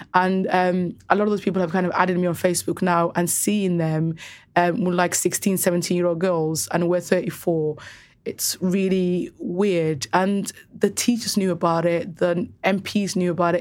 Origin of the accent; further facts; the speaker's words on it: Cardiff, Wales, United Kingdom; also born or lived in Somaliland; growing up in Cardiff specifically, every single girl that I knew had F G M.